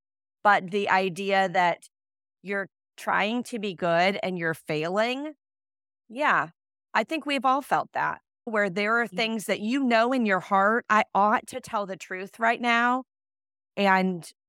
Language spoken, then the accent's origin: English; Midwest, United States; I grew up in America. I grew up in the Midwest.